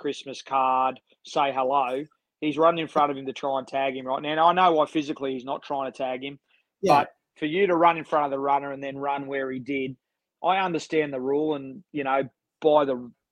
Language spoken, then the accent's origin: English; Sydney, New South Wales, Australia; manage my hometown ABL team